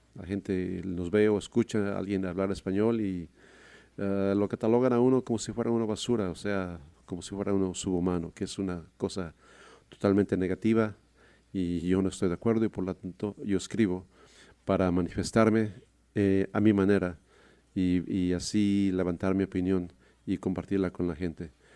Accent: Mexico City, Mexico; now in Seattle area, United States; Nací en la Ciudad de México hace casi 63 años

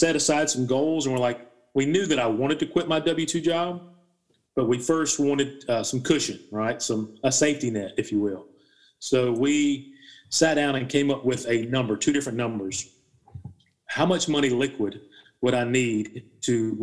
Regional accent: South Carolina, United States; Born and raised in South Carolina, college educated.

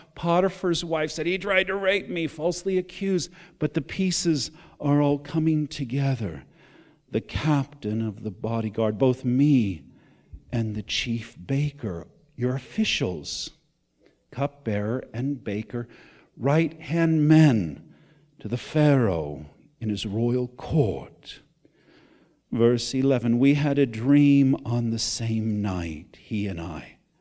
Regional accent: United States; I'm still an American.

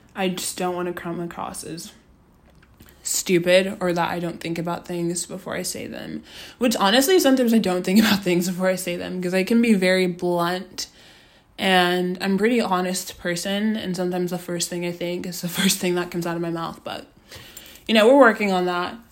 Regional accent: Austin, Texas, United States; moved away as an adult; now in Los Angeles, United States; I'm from Austin, Texas. Um, went to Austin High School

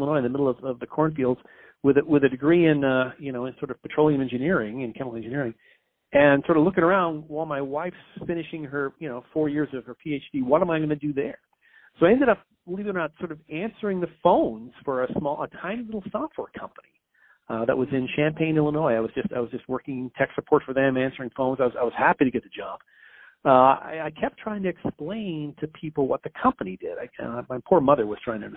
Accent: Canada; moved away as an adult; also born or lived in United States / Belgium; I'm a Canadian. I came down to the United States to finish up my grad school.

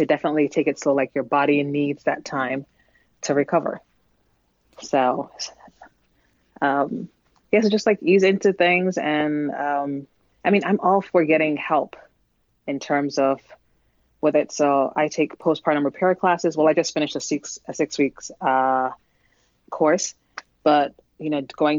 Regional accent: Jamaica; also born or lived in New York; now in New Jersey, United States; I'm originally from Jamaica, so a lot of my family is in Jamaica.

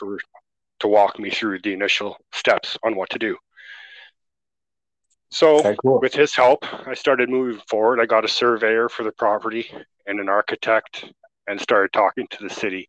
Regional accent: Alberta, Canada; moved away as an adult; also born or lived in Victoria, British Columbia; I'm from Alberta originally.

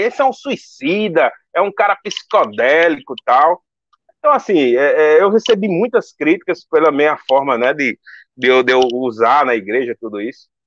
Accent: Northeast Brazil, Brazil; eu sou nordestino

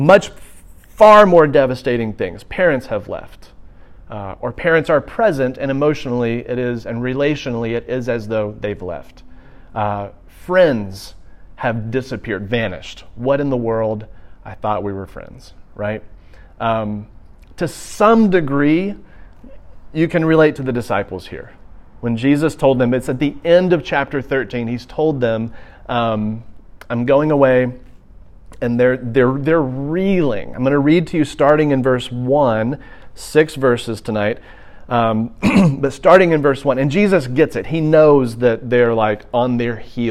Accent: Birmingham, Alabama, United States; also born or lived in Auburn, Alabama; I'm originally from Birmingham, Alabama

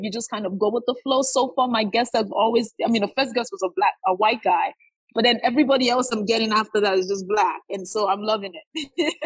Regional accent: Nigeria; now in United States; I grew up in Nigeria.

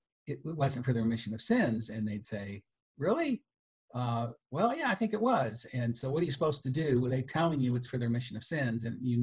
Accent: Southern California, United States; I was born and raised in Southern California.

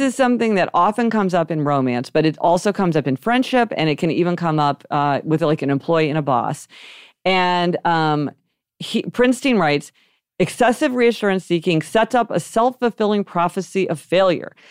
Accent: Kansas City, Missouri, United States; We grew up in Kansas City, Missouri

